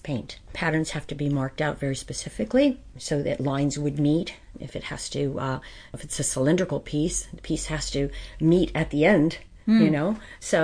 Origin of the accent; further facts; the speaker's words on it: White Mills, Pennsylvania, United States; I grew up in White Mills